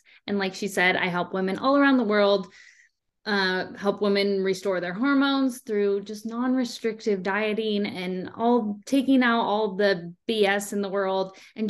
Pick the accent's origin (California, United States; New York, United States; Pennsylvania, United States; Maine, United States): California, United States; San Diego; I am from San Diego and I currently live here now.